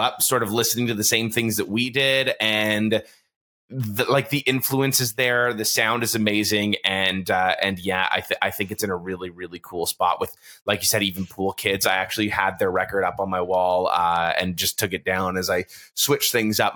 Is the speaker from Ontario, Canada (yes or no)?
yes; Toronto, Ontario, Canada; I grew up in Toronto